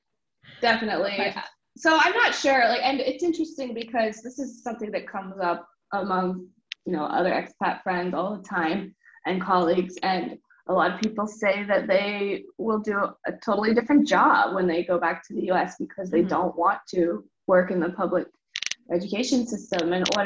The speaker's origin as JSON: {"language": "English", "country": "United States", "said": "because I'm from Washington and Athens from Illinois."}